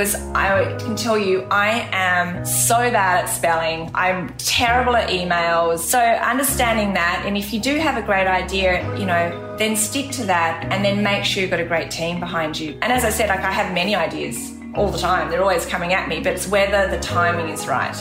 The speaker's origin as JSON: {"language": "English", "region": "Tasmania", "country": "Australia", "tie": "born or raised there", "moved": "yes", "said": "I grew up in Tasmania"}